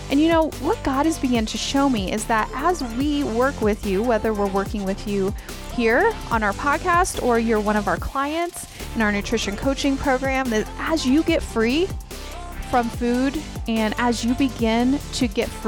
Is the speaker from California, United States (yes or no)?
no; Colorado Springs, Colorado, United States; We're from Colorado Springs